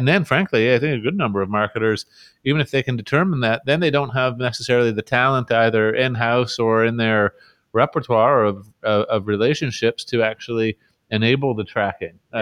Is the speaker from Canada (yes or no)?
yes; Canada; as a Canadian